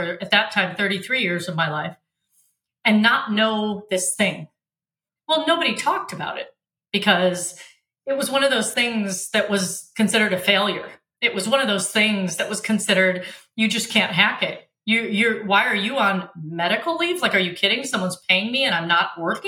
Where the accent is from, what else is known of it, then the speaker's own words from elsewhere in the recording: Michigan, United States; also born or lived in Africa; We were raised in Michigan.